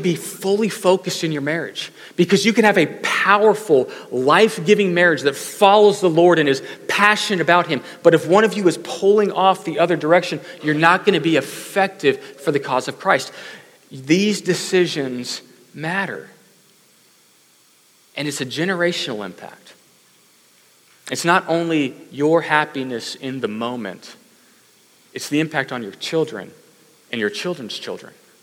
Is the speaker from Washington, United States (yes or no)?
no; Katy, Texas, United States; I grew up in Katy, but not the farming Katy, the other one